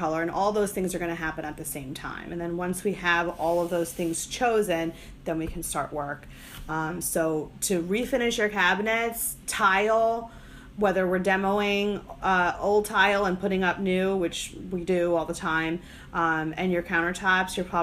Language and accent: English; New Jersey, United States; now in Charlotte/Fort Mill area, United States; I'm from New Jersey